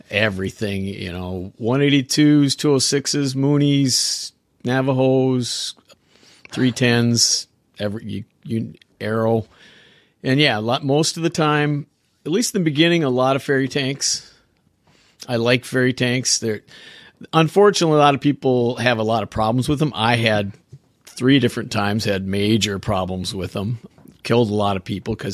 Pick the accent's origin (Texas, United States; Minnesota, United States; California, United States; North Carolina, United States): Minnesota, United States; Minneapolis; I grew up in a suburb just on the north side of Minneapolis, and I'm still not far. I'm in Wisconsin now, but right across the border